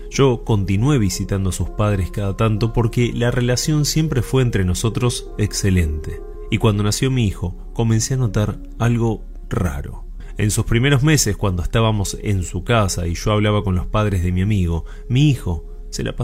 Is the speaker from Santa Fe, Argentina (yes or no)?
yes; Santa Fe, Argentina; soy de Santa Fe y me gustaría contarte algo que me pasó y aún pasa con mi hijo de tan solo 5 años.